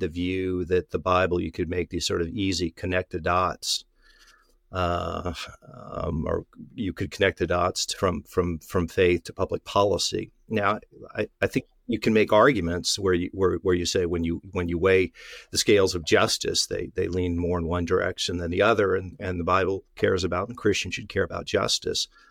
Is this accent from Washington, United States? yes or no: yes; Tri-Cities, Washington, United States; my hometown newspaper, the Tri-City Herald